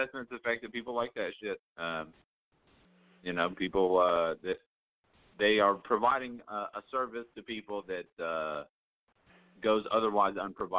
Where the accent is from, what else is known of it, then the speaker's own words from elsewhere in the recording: Lake City, Tennessee, United States; I grew up in Lake City, not too far down the road from you, Steve.